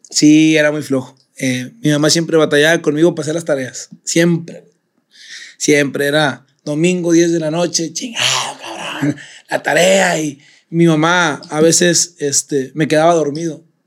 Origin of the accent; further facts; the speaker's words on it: San Pedro Garza García, Nuevo León, Mexico; also born or lived in Cumbres, Monterrey; yo me fui a los seis años de Cumbres, nos fuimos a San Pedro.